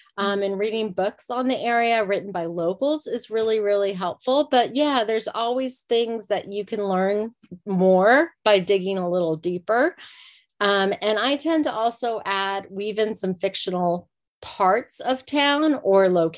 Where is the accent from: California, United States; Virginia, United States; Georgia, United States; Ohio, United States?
Virginia, United States; I was born and raised in Virginia too.